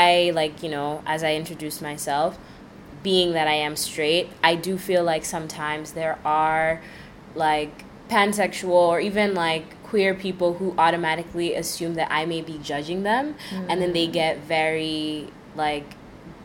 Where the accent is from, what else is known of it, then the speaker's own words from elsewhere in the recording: New York City, New York, United States; I grew up in New York City for practically my whole life